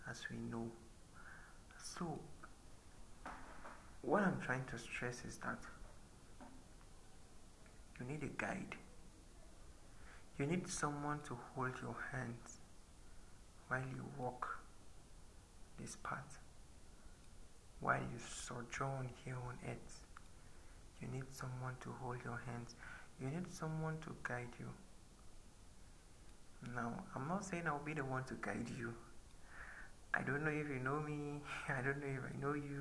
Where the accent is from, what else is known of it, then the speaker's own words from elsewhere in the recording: Nigeria; I'm currently 21. So I'm I'm a Nigerian and I'm a Christian